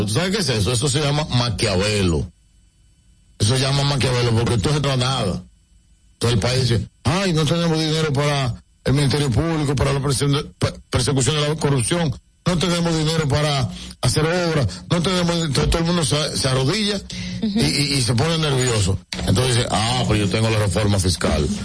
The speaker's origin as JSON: {"language": "Spanish", "country": "Dominican Republic", "said": "como dominicanos y dominicanas"}